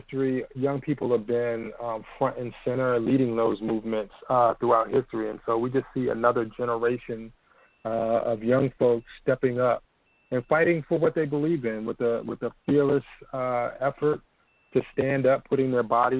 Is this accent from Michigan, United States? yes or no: no; Washington, District of Columbia, United States; I'm a native Washingtonian, born and raised in Washington, D.C.